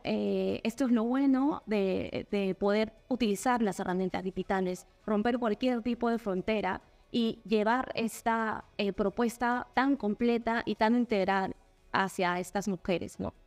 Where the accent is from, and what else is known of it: Peru